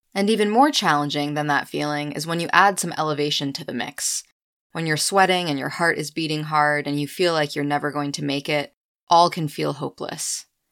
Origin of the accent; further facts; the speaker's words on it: Winterport, Maine, United States; my hometown backyard in Winterport